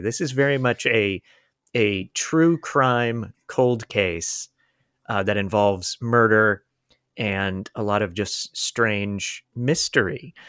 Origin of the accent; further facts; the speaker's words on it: Polk County, Florida, United States; I'm from Polk County, Florida